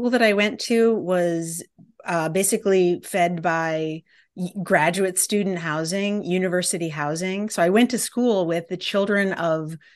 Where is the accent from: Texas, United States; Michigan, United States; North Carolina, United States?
Michigan, United States; Detroit; the fact that I came from Detroit